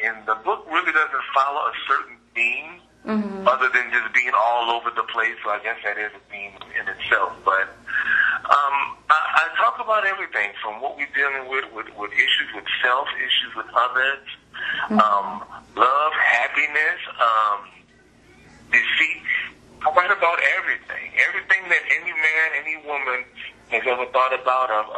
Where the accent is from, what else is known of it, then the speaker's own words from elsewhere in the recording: New Orleans, Louisiana, United States; moved away as an adult; also born or lived in Bay Area, California; now in San Francisco Bay Area, United States; But originally I'm from New Orleans, born and raised